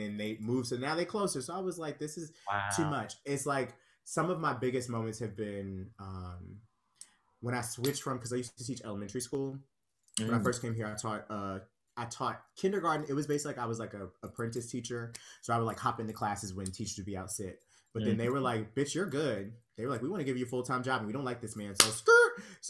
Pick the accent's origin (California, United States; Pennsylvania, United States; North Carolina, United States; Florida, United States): Pennsylvania, United States; Pittsburgh; now in New York, United States; because I feel like I came from Pittsburgh, I went to the Pit, I was there for 2 years, and that's basically what that cycle was.